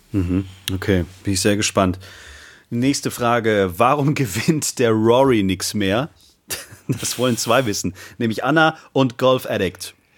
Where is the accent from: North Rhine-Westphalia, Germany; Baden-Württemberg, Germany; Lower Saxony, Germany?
Baden-Württemberg, Germany; Backnang; aus Backnang kommt, aus meiner Geburtsstadt